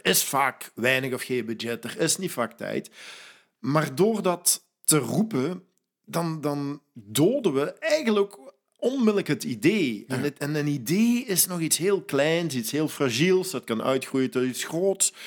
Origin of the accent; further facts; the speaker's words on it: Belgian Limburg, Flanders, Belgium; moved away; ik ben van Limburg, Belgisch Limburg afkomstig